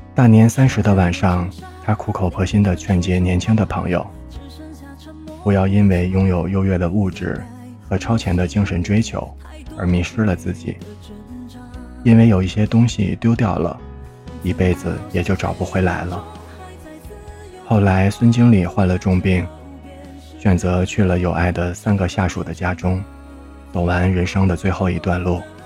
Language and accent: Chinese; Harbin, Heilongjiang, China; 我的家乡哈尔滨是三线城市